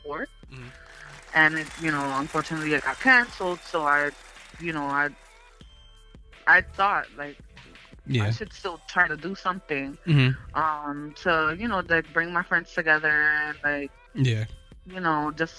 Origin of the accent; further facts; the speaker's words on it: New York City, New York, United States; I'm a photographer from the Bronx, born and raised